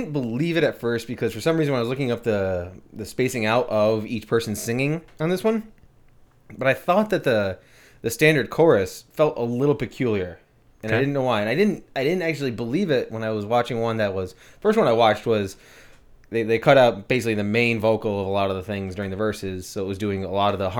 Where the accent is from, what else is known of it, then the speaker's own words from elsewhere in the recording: England, United Kingdom; I that's not me just being like English. I love tea.